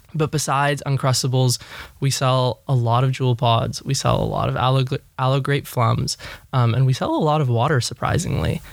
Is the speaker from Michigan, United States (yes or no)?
no; Los Angeles, California, United States; born and raised in Los Angeles